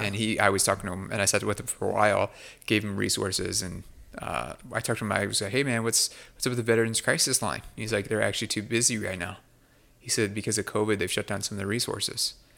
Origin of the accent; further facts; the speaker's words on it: United States; as American